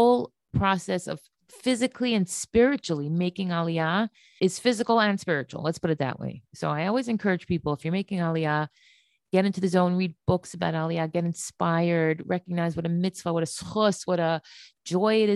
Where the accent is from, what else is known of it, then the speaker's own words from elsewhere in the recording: United States; moved away as an adult; now in Israel; I'm an American girl. I'm not an Israeli